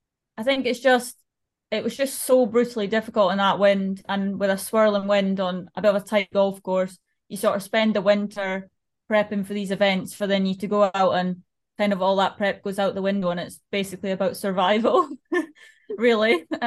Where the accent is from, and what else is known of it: Scotland, United Kingdom